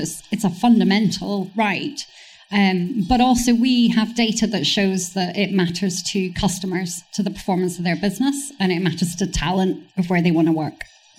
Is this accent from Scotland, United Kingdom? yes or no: yes; Edinburgh, Scotland, United Kingdom; I'm from Edinburgh